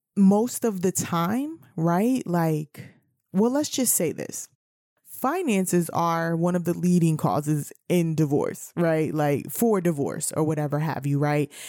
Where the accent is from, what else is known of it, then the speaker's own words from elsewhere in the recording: New York City, New York, United States; I'm from New York City